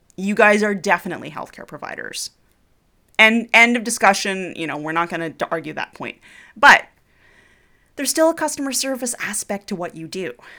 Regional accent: Canada; I'm Canadian

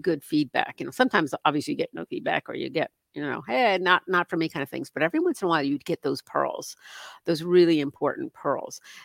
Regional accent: Northern New Jersey, United States; moved away; I grew up in Northern New Jersey

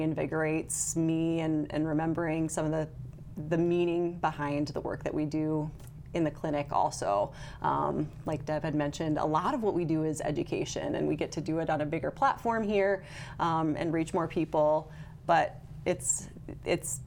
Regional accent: Brookings, South Dakota, United States; I'm from Brookings

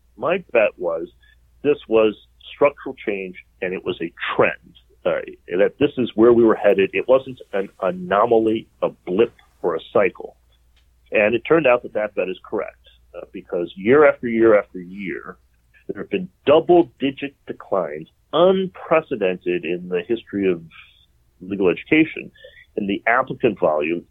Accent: Detroit, Michigan, United States; moved away; I'm from Detroit, the Motor City, a magnificent wreck

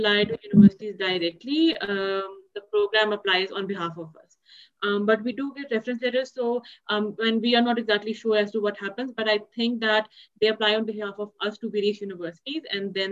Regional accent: Pakistan; I'm from Pakistan

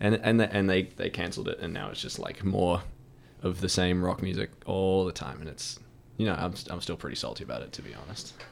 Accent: United States; now in New Zealand; I'm, I'm American citizen

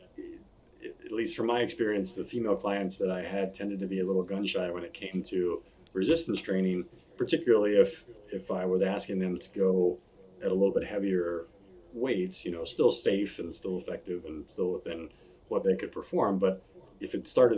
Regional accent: Virginia Beach, Virginia, United States; I born and raised in Virginia Beach, spent 10 years lifeguarding on the beach there

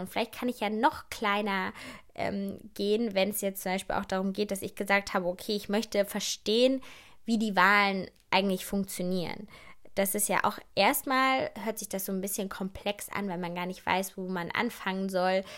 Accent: Germany; ich bin in Deutschland geboren

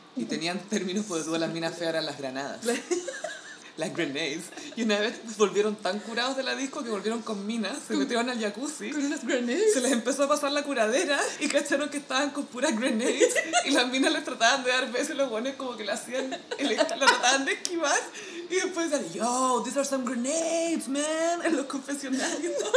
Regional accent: Chile; acá no hablamos español

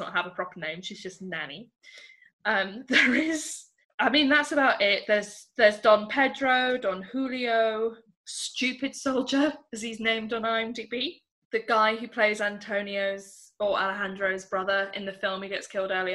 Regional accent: England, United Kingdom; I'm English

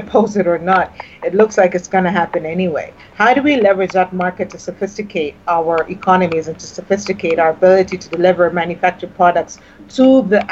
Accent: Kenya; as a Kenyan

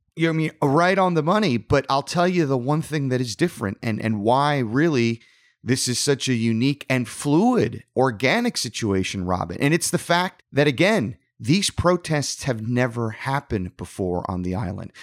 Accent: South Florida, United States; growing up in South Florida

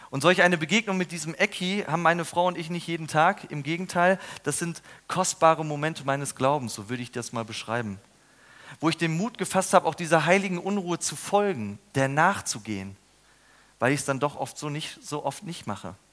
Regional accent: Ludwigsburg, Baden-Württemberg, Germany; Neulich war ich in Ludwigsburg in meiner Heimat durch eine Unterführung gegangen.

